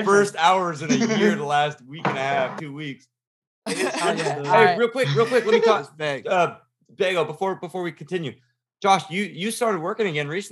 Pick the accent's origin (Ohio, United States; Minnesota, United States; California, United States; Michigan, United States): California, United States; we're all from California in general